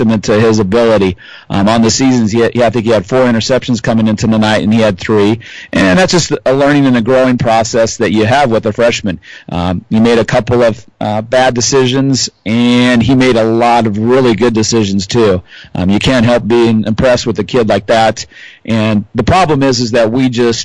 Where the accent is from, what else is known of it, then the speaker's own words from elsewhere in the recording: Columbus, Nebraska, United States; now in Hastings, United States; I'm actually from Columbus, so it's good to play some of the schools from where I grew up for a while when I was a child